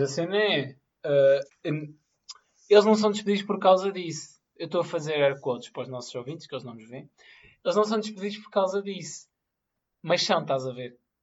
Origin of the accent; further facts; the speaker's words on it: Madorna, Lisbon, Portugal; eu sou da Madorna